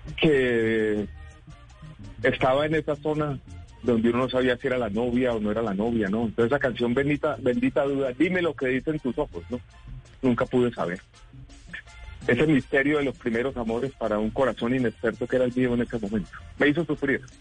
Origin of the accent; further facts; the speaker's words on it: Medellín, Antioquia, Colombia; yo crecí en Medellín en un momento muy difícil